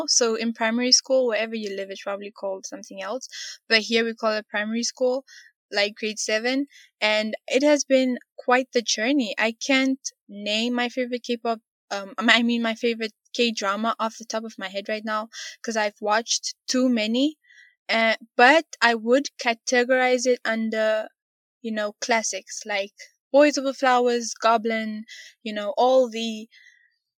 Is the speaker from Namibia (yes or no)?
yes; Windhoek, Khomas, Namibia; I'm from Namibia, the capital Windhoek.